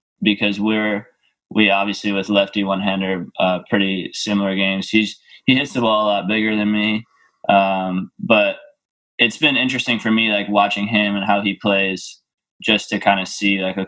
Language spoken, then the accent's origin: English; New York, United States; I was born in New York. My parents live there. Just being American